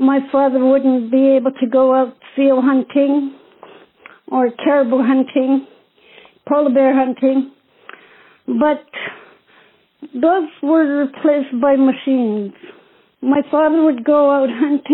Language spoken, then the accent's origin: English; Apex, Nunavut, Canada; now in Toronto, Canada; I'm originally from Apex Hill, Nunavut, 3 miles outside of Iqaluit on Baffin Island. Elected Inuit elder here in Toronto. I'm an artist. I love to throat sing and drum dance. Growing up in the north, I was raised traditionally